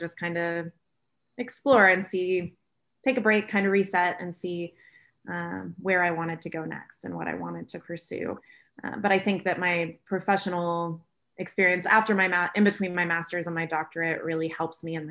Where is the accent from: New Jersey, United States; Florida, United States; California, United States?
Florida, United States; moved away as an adult; also born or lived in Auburn, Alabama; from what I thought was a fairly culturally diverse city in Florida